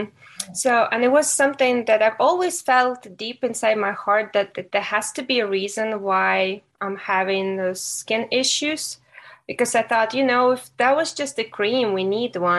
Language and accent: English; Ukraine; moved away as an adult; now in United States; I was born and raised in Ukraine